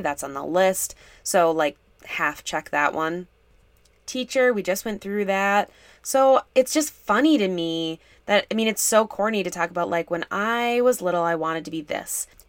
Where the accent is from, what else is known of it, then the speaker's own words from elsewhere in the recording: Minnesota, United States; I'm from Minnesota